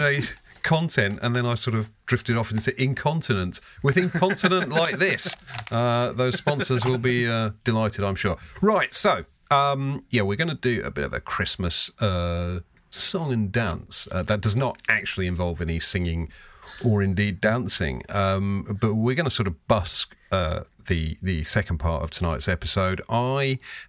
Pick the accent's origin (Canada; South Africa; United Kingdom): United Kingdom; Lancaster, North West England; I grew up in Lancaster in the north